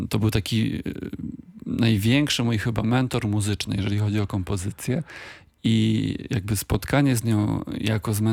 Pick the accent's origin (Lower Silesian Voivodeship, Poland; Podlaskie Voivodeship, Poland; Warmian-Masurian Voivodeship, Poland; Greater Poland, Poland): Lower Silesian Voivodeship, Poland; Wrocław; Tak, no dla mnie Wrocław jest e, jakby pewną oczywistością, bo ja nie, nie opuściłem tego miasta nigdy na stałe.